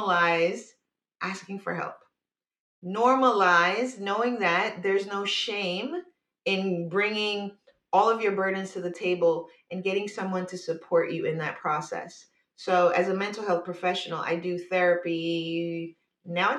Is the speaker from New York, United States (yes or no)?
yes; New York, United States; now in California, United States; I'm originally from New York